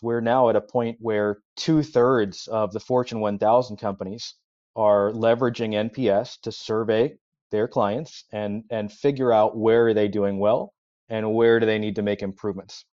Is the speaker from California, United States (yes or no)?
yes; Los Angeles, California, United States; I grew up in Los Angeles, so Southern California, where there is no weather